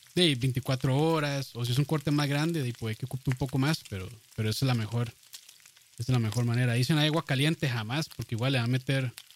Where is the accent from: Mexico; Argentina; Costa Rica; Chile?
Costa Rica